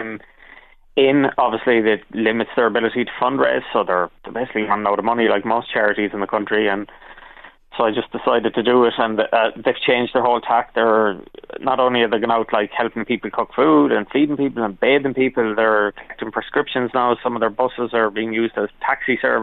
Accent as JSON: {"language": "English", "town": "Galway", "region": "Connacht", "country": "Ireland", "tie": "born or raised there", "said": "growing up in Westside in Galway"}